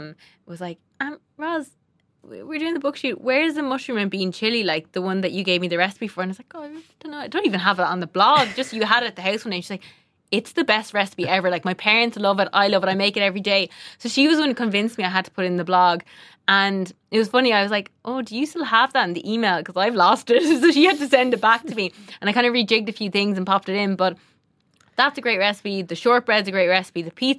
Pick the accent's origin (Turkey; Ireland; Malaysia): Ireland; And I think as Irish people, like, we have great produce.